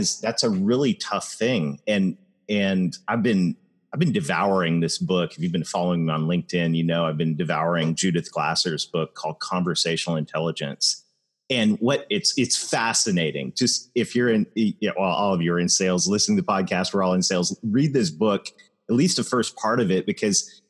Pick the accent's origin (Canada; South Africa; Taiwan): Canada; I am Canadian